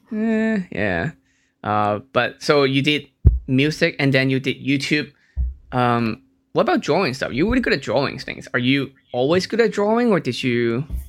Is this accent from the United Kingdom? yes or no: no; Hong Kong; I was born in Hong Kong